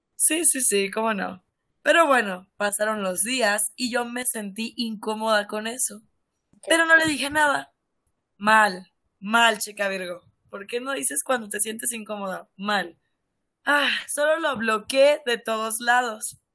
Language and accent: Spanish; Sonora, Mexico; yo soy de Sonora